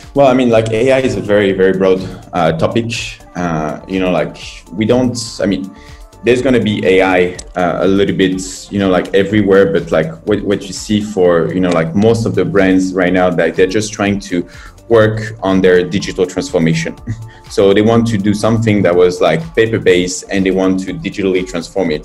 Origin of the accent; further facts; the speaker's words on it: France; moved away as an adult; now in China; I'm from France